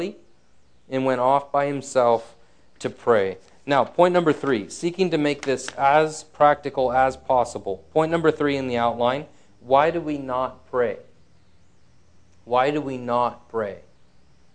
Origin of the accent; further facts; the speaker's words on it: United States; We're American Christians